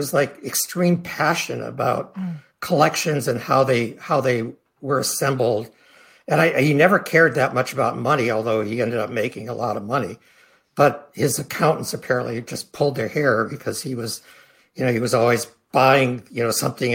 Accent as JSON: {"language": "English", "region": "Midwest", "country": "United States", "tie": "born or raised there", "also_born_or_lived": "Philadelphia", "moved": "yes", "said": "growing up in the Midwest in a small town"}